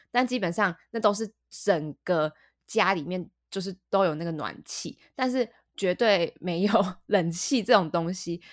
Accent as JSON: {"language": "Chinese", "country": "Taiwan", "moved": "yes", "said": "我们都台湾人"}